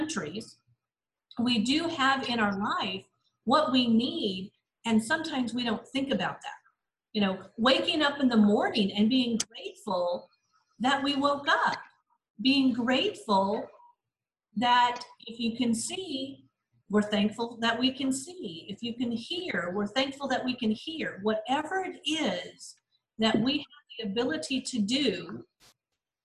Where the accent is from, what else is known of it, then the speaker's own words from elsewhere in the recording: United States; I grew up and live in the United States, but I've lived in third world countries.